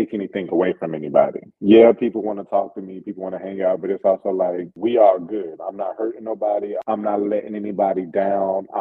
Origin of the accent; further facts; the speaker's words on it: the South, United States; I'm from the South, so there's always a sense of conservatism that I carry with me